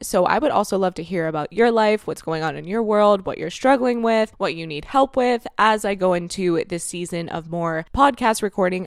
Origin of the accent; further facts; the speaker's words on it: Florida, United States; moved away as an adult; now in Canada; I grew up and I was raised in Florida from the age of of two until I was twenty-five years old